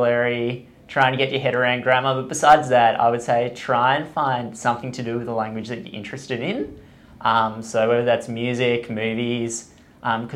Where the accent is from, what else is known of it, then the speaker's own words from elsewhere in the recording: Victoria, Australia; I grew up in Victoria